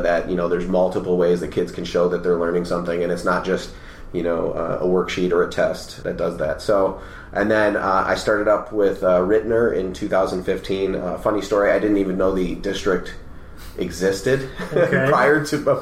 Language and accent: English; Rochester, New York, United States; I grew up in Rochester, New York